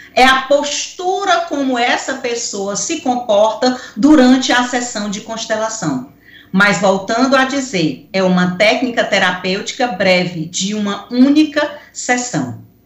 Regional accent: Picos, Piauí, Brazil; quando eu era pequena, lá em Picos, aonde eu nasci

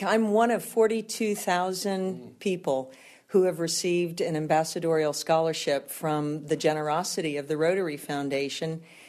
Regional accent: Henderson Swamp, Louisiana, United States; moved away as an adult; also born or lived in New Orleans, Louisiana; Well, I was born in New Orleans and raised on the edge of Henderson Swamp.

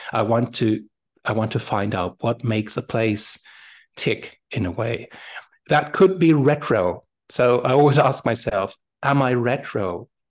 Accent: Germany; English is a second language; moved away as an adult; now in Berlin, Germany; in my my hometown, uh, used to be a French garrison till 1990

